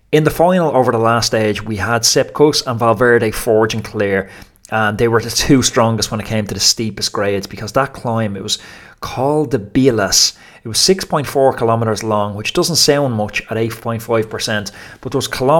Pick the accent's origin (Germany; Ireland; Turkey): Ireland; As an Irish person